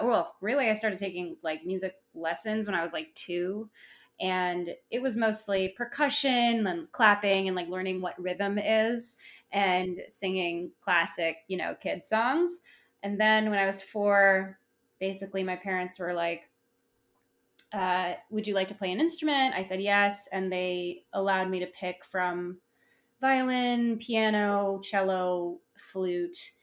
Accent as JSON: {"language": "English", "town": "Chicago", "region": "Illinois", "country": "United States", "tie": "born or raised there", "said": "I grew up in Chicago"}